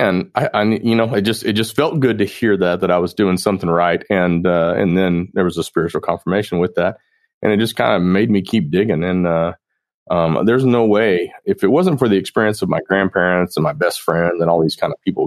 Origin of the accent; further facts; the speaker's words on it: Norman, Oklahoma, United States; moved away; also born or lived in Tennessee; I grew up in Oklahoma